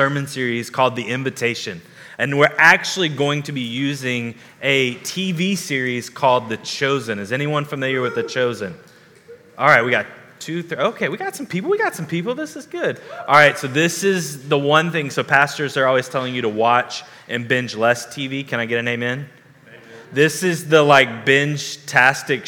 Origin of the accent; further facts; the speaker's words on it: the South, United States; growing up in the South